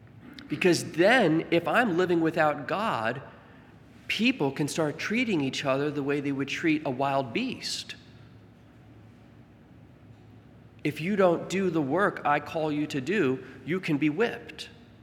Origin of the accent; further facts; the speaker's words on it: Staten Island, New York, United States; born there; I was born in Staten Island. You gotta have bridges.